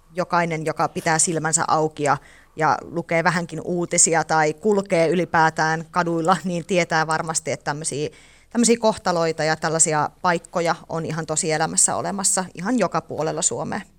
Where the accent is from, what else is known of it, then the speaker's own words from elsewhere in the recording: Teisko, Pirkanmaa, Finland; also born or lived in Kuru; Mä oon syntynyt Kurussa ja asunut lapsuuteni Teiskossa